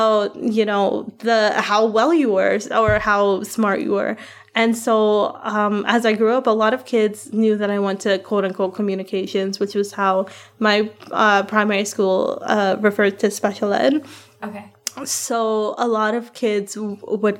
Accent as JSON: {"language": "English", "country": "Guyana", "said": "I'm brown. I'm from Guyana"}